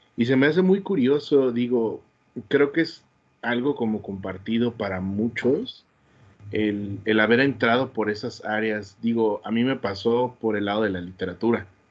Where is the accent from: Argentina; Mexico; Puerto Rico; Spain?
Mexico; Querétaro; como queretano que soy